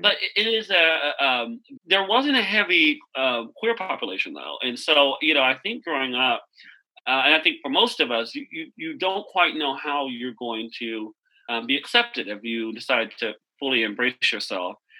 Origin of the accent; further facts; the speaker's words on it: Wichita Falls, Texas, United States; now in Washington, DC, United States; I am from Wichita Falls, Texas